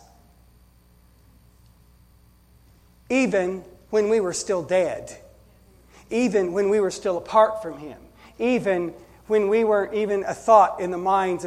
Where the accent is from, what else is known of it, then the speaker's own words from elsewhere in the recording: United States; I love being an American, but I'm a Christian first